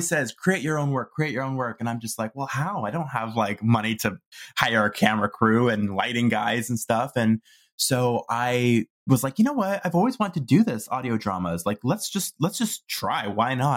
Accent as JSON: {"language": "English", "town": "Toronto", "region": "Ontario", "country": "Canada", "also_born_or_lived": "Vancouver", "moved": "as an adult", "said": "I'm from Toronto originally"}